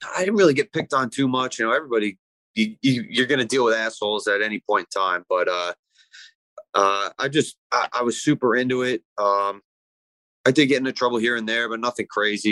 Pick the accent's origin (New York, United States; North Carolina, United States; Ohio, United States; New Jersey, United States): New Jersey, United States; Ramsey; also born or lived in Lebanon, New Jersey; I grew up up north in uh, Ramsey